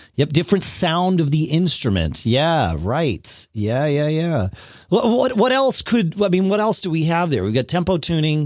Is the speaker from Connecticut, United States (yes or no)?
yes; Connecticut, United States; moved away as an adult; also born or lived in Austin, Texas; I grew up in Connecticut, then we moved down to Austin, then we moved back to Connecticut